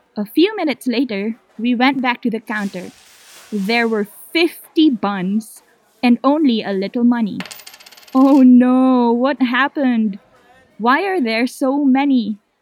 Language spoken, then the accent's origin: English; Manila, Metro Manila, Philippines; I'm from the Philippines. I grew up in Manila